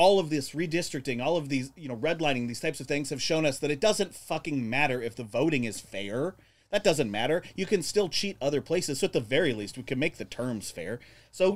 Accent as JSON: {"language": "English", "region": "Arizona", "country": "United States", "said": "I'm from Arizona."}